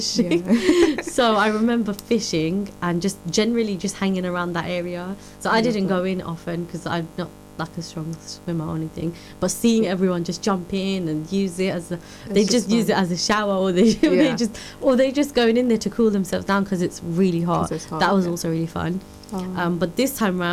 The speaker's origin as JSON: {"language": "English", "region": "London", "country": "United Kingdom", "said": "we're called the Londonese because we're from London or the UK"}